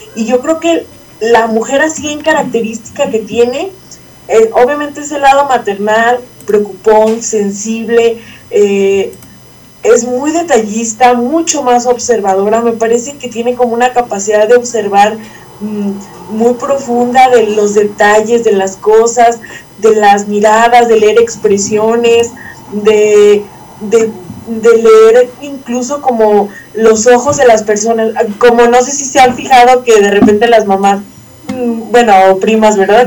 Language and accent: Spanish; San Ignacio Cerro Gordo, Jalisco, Mexico; soy de San Ignacio Cerro Gordo, Jalisco